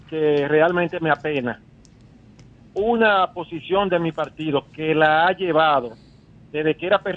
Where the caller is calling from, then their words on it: Santo Domingo, Distrito Nacional, Dominican Republic; aquí de Santo Domingo. Yo soy del Distrito Nacional. ¿Tu nombre? Soy, de la zona P1.